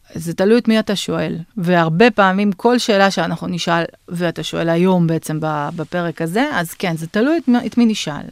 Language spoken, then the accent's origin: Hebrew; Bashkortostan, Russia; now in Israel; אני נולדתי ב, בשקורטוסטן, שזו הייתה אז רפובליקה מוסלמית אוטונומית בתוך הפדרציה הרוסית